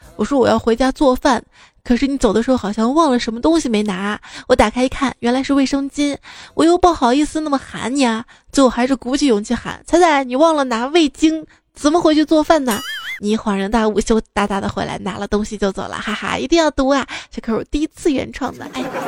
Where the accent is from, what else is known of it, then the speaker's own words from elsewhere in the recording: Northeast China, China; 我们东北这边儿